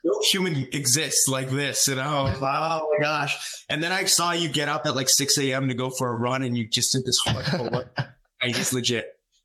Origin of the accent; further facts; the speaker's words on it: Calgary, Alberta, Canada; being in Calgary, my hometown